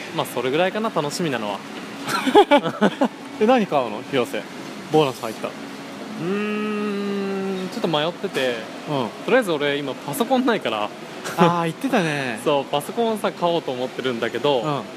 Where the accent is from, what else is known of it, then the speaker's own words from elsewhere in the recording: Gifu, Japan; 俺らの岐阜出身なんだけど